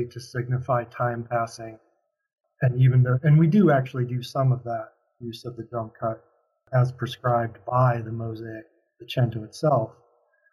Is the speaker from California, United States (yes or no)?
no; Minneapolis, Minnesota, United States; growing up in Minnesota